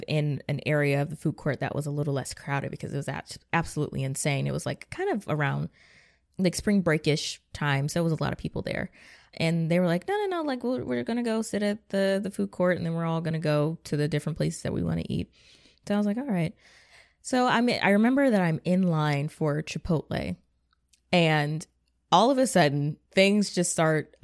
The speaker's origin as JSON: {"language": "English", "region": "Georgia", "country": "United States", "tie": "born or raised there", "said": "I'm from Georgia"}